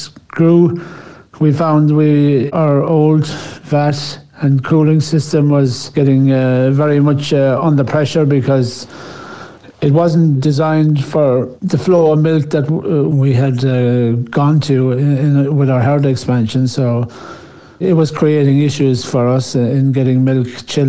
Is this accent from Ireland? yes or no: yes; County Cork, Munster, Ireland; now in Tatura, Australia; I grew up in Southern Ireland in County Cork, and it's a renowned dairy part of Ireland, and a small dairy farm.